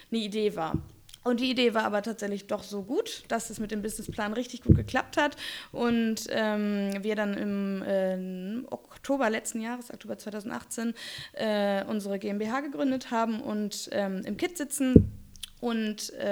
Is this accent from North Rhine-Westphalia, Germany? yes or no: no; Kiel, Schleswig-Holstein, Germany; Ich komme aus Kiel, also Strand.